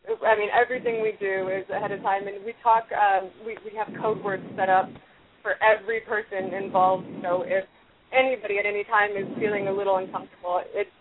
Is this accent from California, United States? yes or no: no; Detroit, Michigan, United States; I was born and raised in Detroit